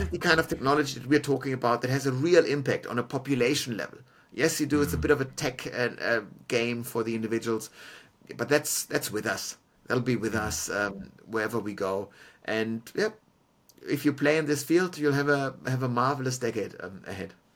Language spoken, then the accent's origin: English; Munich, Bavaria, Germany; now in Melbourne, Australia; Germany, for example, where I'm from, is, is a stagnant uh, population uh, on a national level, but my hometown of Munich